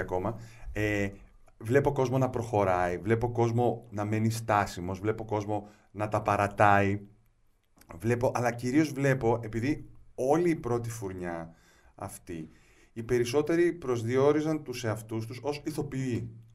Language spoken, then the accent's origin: Greek; Moschato, Attica, Greece; also born or lived in Piraeus; Ε, γεννήθηκα στον Πειραιά, μεγάλωσα στο Μοσχάτο.